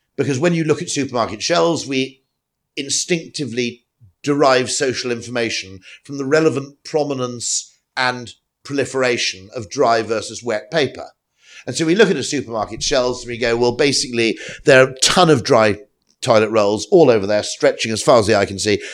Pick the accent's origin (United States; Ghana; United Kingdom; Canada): United Kingdom; I'm a Brit